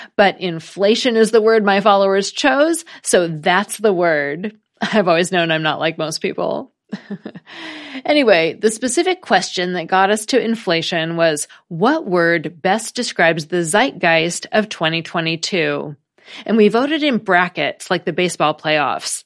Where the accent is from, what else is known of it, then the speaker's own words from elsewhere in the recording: United States; as an American